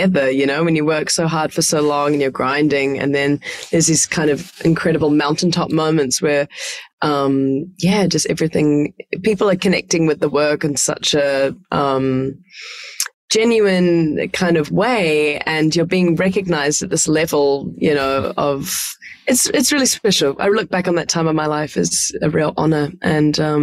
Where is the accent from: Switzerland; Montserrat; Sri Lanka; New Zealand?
New Zealand; Hamilton, Waikato; moved away as an adult; also born or lived in Melbourne, Australia / Los Angeles, United States; now in New York, United States; the agricultural center of Hamilton that I was born in New Zealand